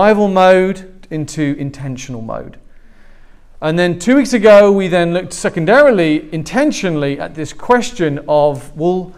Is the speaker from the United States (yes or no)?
no; England, United Kingdom; moved away; I'm not Australian, I'm English.